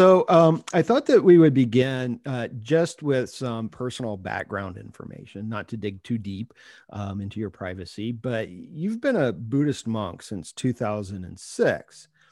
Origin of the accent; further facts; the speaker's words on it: Ohio, United States; Another Ohio person. I was born and raised there, though I rarely admit that.